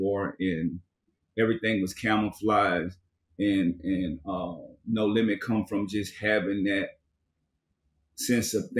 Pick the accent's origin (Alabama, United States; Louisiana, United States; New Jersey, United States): Louisiana, United States; New Orleans; moved away; also born or lived in Richmond, California; I'm originally from New Orleans, and I moved to Richmond, California.